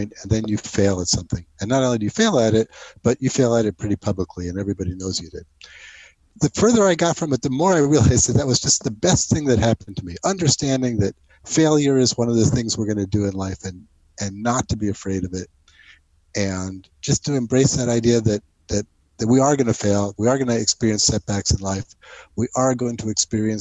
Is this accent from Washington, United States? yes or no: no; New Jersey, United States; moved away as an adult; also born or lived in New York; I grew up in New Jersey and moved to New York to go to college